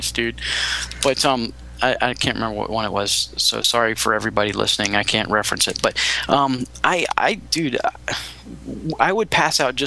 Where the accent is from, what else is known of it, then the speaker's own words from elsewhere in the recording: Longwood, Florida, United States; As a young boy growing up in Longwood, Florida, right outside of Orlando